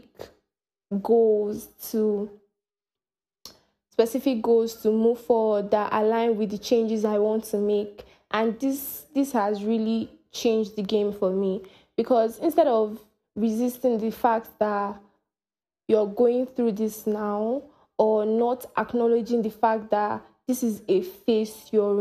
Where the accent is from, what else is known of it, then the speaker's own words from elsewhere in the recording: Nigeria; I am from Nigeria